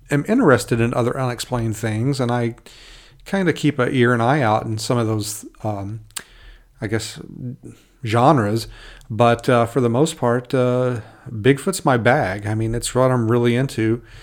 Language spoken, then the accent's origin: English; Kentucky, United States; accent: Southern; moved away as an adult; now in Alaska, United States; I was born uh, in Kentucky and was raised there, you might notice every now and then a little bit, a little bit an accent come out. I might, uh, I might slow, throw some Southern slang at you